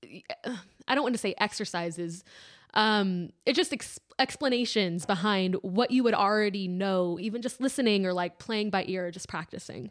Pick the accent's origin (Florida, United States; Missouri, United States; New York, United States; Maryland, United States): Maryland, United States; District Heights; I am from District Heights, Maryland.